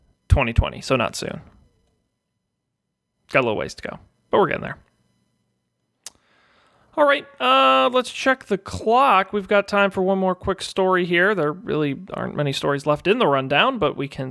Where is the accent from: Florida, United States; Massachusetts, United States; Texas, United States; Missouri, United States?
Massachusetts, United States; I'm from Massachusetts